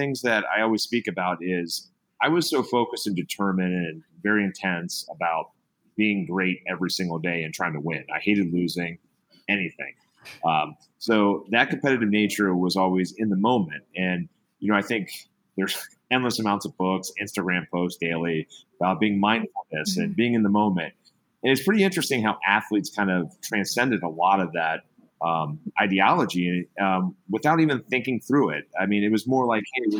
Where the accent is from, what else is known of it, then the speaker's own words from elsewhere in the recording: Cincinnati, Ohio, United States; now in Los Gatos, United States; I was born and raised in Cincinnati, Ohio.